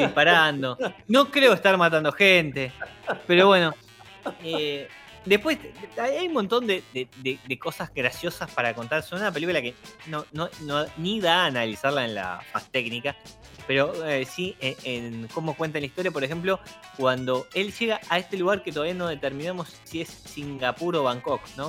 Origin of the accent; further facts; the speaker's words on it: Argentina; nosotros que somos argentinos